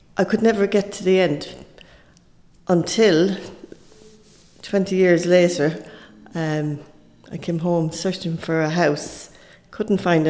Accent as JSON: {"language": "English", "town": "Athlone", "region": "Westmeath", "country": "Ireland", "tie": "born or raised there", "also_born_or_lived": "Clonown", "said": "because we lived in town, in a pub in town, we were brought up there."}